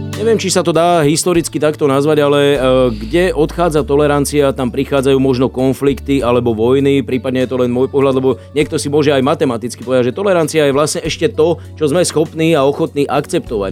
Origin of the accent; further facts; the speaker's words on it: Slovakia; My sme súťaživí Slováci